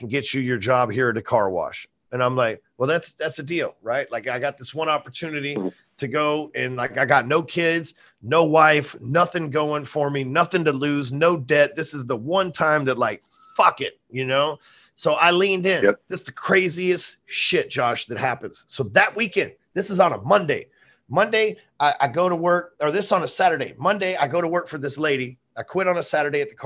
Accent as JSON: {"language": "English", "region": "North Texas", "country": "United States", "tie": "born or raised there", "said": "I'm sitting here in Texas, North yep. Texas. My friends are in the neighborhood I grew up"}